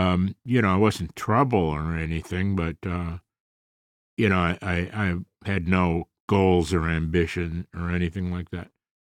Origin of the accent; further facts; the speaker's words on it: Chicago, Illinois, United States; Southside, my friend.